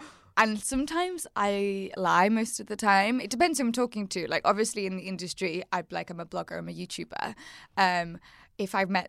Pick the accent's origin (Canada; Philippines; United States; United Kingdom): United Kingdom; Wirral, North West England; And my accent. From the Wirral.